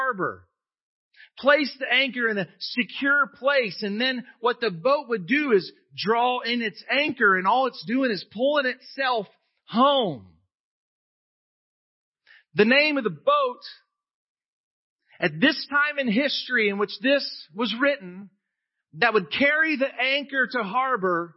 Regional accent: United States; I'm an American.

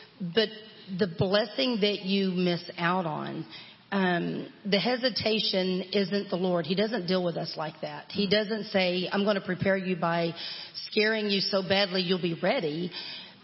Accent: Texas, United States; born and raised in Texas

